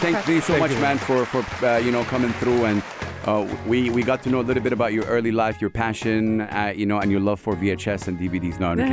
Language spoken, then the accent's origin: English; Saudi Arabia; English is a second language; I'm from Saudi Arabia.